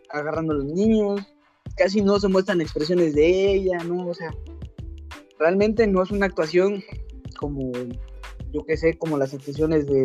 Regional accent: Mexico

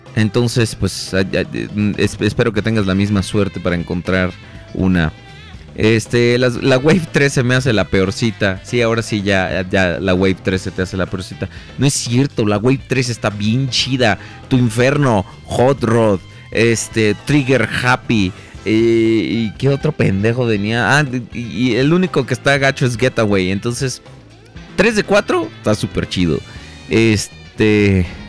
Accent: Mexico; yo soy de México

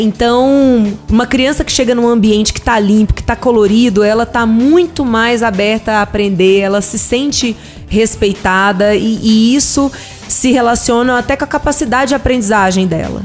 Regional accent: Ceilândia, Federal District, Brazil; eu cresci na Ceilândia

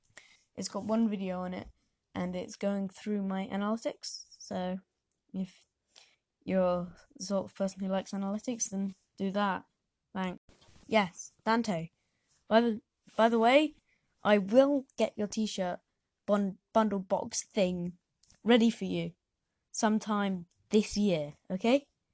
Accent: South West England, United Kingdom; Listen, I am actually from Devon, okay? You can't really hear it from my accent, but I'm from Devon, okay?

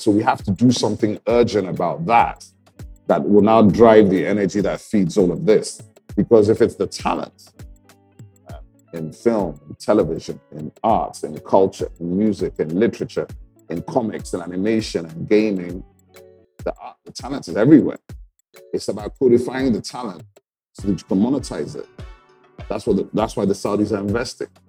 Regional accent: Enugu, Enugu State, Nigeria; also born or lived in England; when I was eight years old, nine years old, I came back from England to Enugu

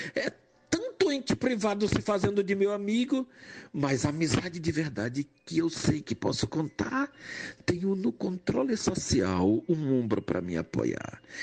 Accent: Jaboatão dos Guararapes, Pernambuco, Brazil; also born or lived in Recife / Salvador; Nasci numa periferia recifense, me criei numa periferia de, do município de Jaboatão, ambos em Recife

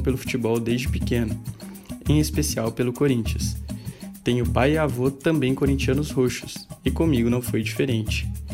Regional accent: Piraju, São Paulo, Brazil; nasci em Piraju, São Paulo

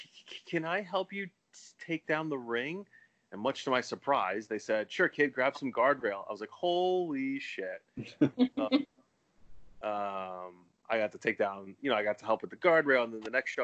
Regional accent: Philadelphia, Pennsylvania, United States; growing up in Philly

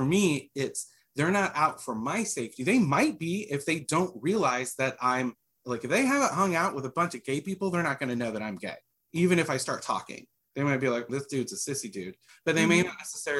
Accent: Midwest, United States; I'm white and I grew up in the Midwest

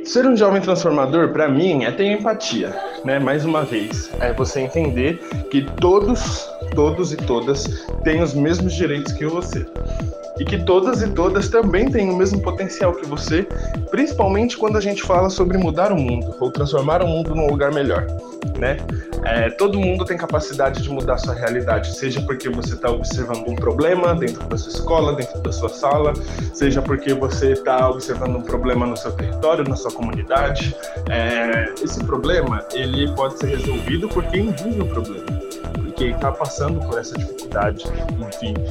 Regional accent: Diadema, São Paulo, Brazil; also born or lived in Capão Redondo, São Paulo; meu quintal é Diadema, no ABC Paulista. É, eu sou nascido do Capão Redondo, zona sul da cidade de São Paulo, mas me mudei bem cedo para Diadema. É, eu moro ainda no lugar que eu cresci

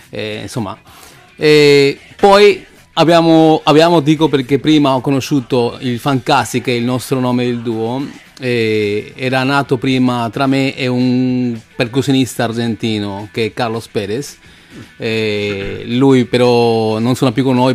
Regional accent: Peru; now in Italy; Allora, innanzitutto vengo dal Perù, ormai sono

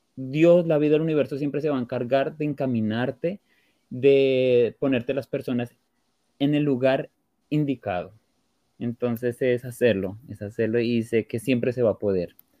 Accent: Colombia; moved away as an adult; now in Portugal; yo salí de Colombia

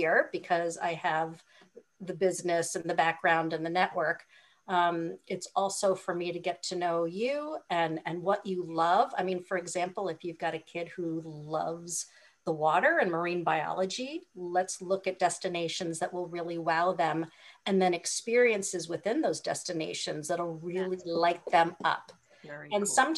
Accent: Hawaii, United States; I'm from Hawaii.

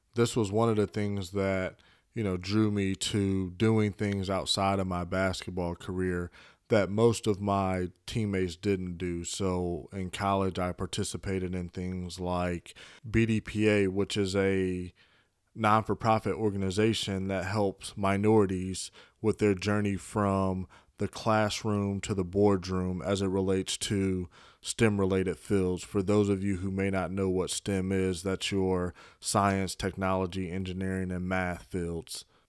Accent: Chicago, Illinois, United States; I was born in Chicago. Originally, I was raised by my mother and father

